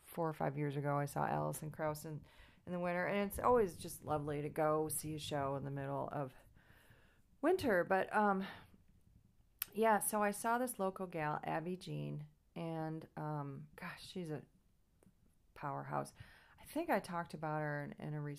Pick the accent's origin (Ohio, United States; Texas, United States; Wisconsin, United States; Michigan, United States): Michigan, United States; Grosse Pointe; grew up in Grosse Pointe